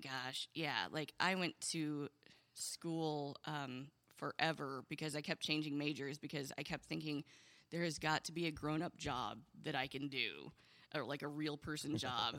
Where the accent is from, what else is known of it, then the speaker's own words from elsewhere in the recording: Indiana, United States; also born or lived in Oberlin, Ohio; I moved to Indiana when I was seven